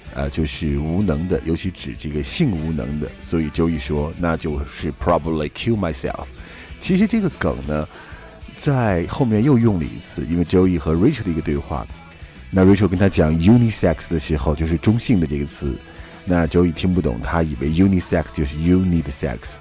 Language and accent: Chinese; China; 我们中国人都有一个习惯叫做 noon nap